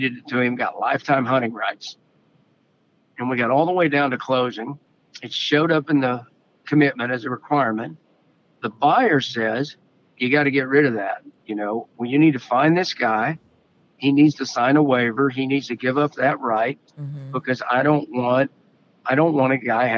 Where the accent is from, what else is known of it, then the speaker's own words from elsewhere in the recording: Western Oklahoma, United States; We grew up poor in Western Oklahoma